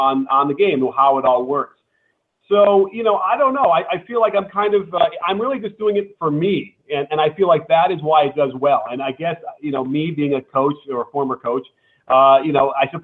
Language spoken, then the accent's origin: English; Chicago, Illinois, United States; now in Los Angeles, United States; I grew up in Chicago going to all the Bulls games.